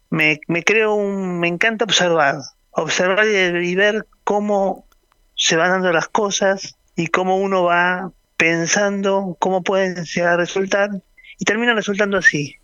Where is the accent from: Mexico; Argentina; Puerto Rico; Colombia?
Argentina